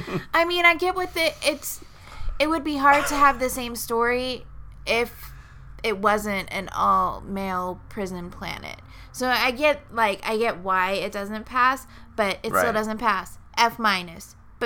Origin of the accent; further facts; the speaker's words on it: South Texas, United States; I grew up in South Texas where it's like 110 degrees 90% of the time